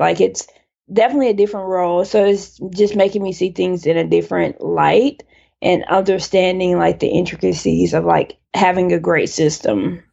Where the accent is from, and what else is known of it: Childersburg, Alabama, United States; born or raised there; moved away as an adult; also born or lived in Dallas, Texas / Connecticut; now in Brooklyn, New York, United States